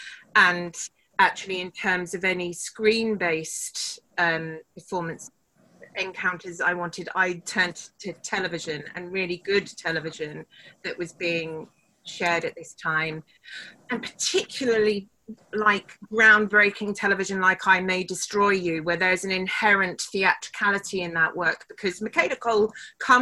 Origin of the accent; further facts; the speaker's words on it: United Kingdom; we're British